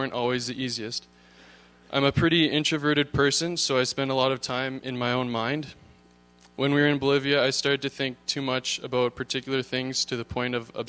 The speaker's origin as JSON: {"language": "English", "town": "Thunder Bay", "region": "Ontario", "country": "Canada", "tie": "born or raised there", "said": "I was born in Thunder Bay, Ontario"}